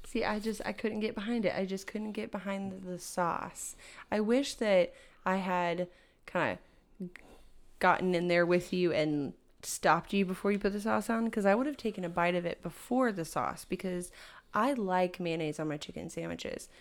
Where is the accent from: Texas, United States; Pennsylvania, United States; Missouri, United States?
Texas, United States; as like a Texan.